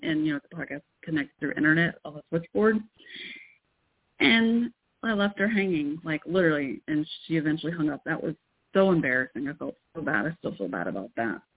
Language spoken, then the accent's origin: English; Irving, Texas, United States; also born or lived in Fort Worth, Texas / Waco, Texas / Carrollton, Texas; now in Denton, United States; Then we moved to Irving, where I mostly grew up. That's where the Cowboy Stadium used to be in Irving, Texas.